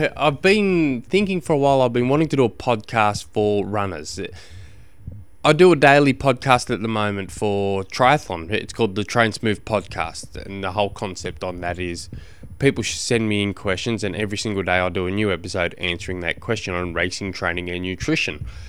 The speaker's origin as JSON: {"language": "English", "town": "Launceston", "region": "Tasmania", "country": "Australia", "said": "I come from Tasmania"}